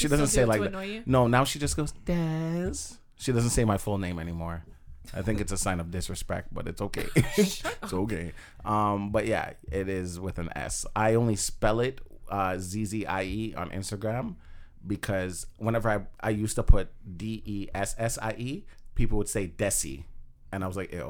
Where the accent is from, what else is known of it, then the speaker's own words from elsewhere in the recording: Jamaica; I'm Jamaican